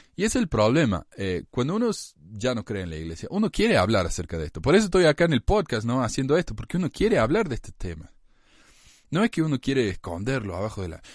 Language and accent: Spanish; Argentina; now in United States; en mi país, en Argentina